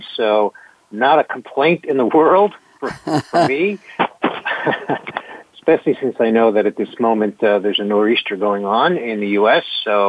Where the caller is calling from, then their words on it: Palm Harbor, Florida, United States; I am calling from Palm Harbor, Florida, which is a suburb of Tampa, Florida